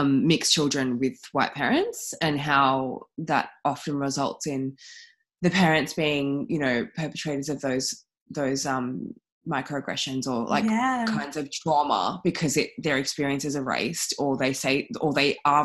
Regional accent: Melbourne, Victoria, Australia; I grew up like in Albert Park. I'm from here

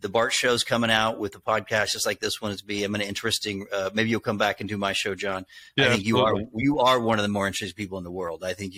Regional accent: the South, United States; accent: Southern; Boston stations didn't want to book me because I had a Southern accent.

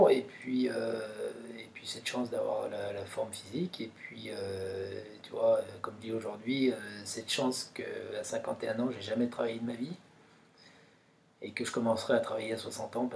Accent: Pralognan-la-Vanoise, Auvergne-Rhône-Alpes, France; mes itinéraires euh, chez moi à Pralognan, euh, dans la poudreuse ou peu importe

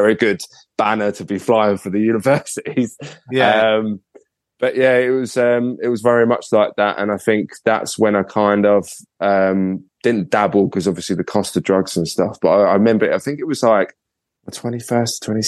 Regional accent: Kent, South East England, United Kingdom; I went to a local uni, because I'm from Kent

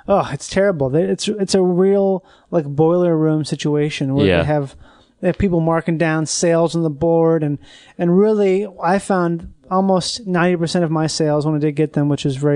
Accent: Rochester, Minnesota, United States; moved away as an adult; also born or lived in Florida; I grew up in Minnesota

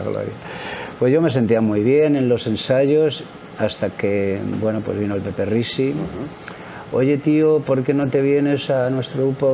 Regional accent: Madrid, Community of Madrid, Spain; Yo soy de Madrid, concretamente de Chamberí

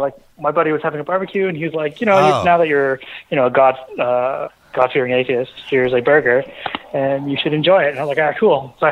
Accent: Toronto, Ontario, Canada; also born or lived in Mumbai, India; I'm from Toronto, the city near it.

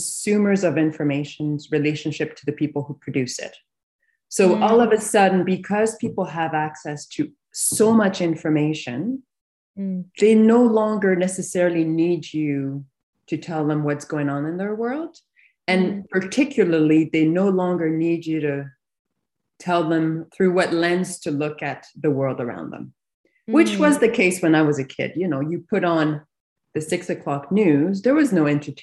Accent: Canada; moved away; I grew up on the East Coast. So my yeah. entire family's in Montreal.

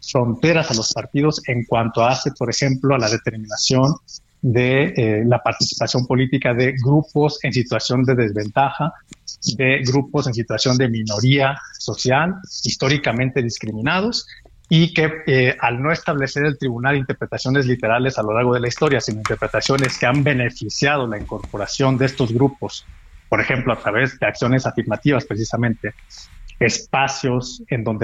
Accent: Mexico

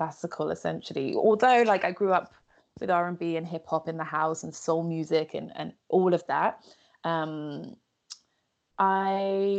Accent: London, United Kingdom; I am a born and raised Londoner

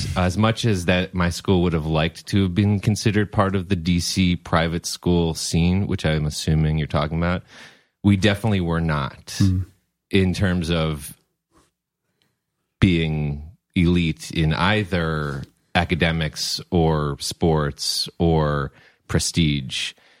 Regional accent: Potomac, Maryland, United States; also born or lived in College Park, Maryland; now in Brooklyn, United States; I grew up in Potomac, Maryland.

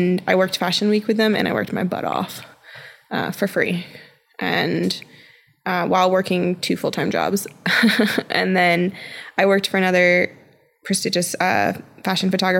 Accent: Wellington, Florida, United States; now in Denver, United States; I'm from South Florida originally, so I was born and raised in a little tiny town called Wellington

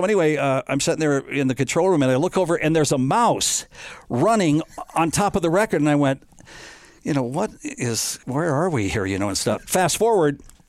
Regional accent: Rapid City, South Dakota, United States; also born or lived in Nebraska; I grew up in Rapid City, right?

